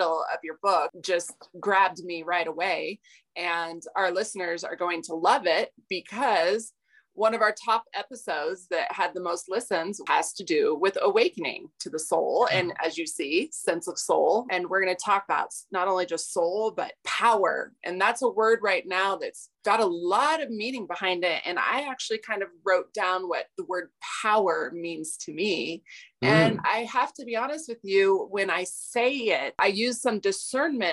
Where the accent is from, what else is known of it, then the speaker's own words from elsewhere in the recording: Aurora, Colorado, United States; I was born here. I left Aurora, said I'd never come back. And I always do.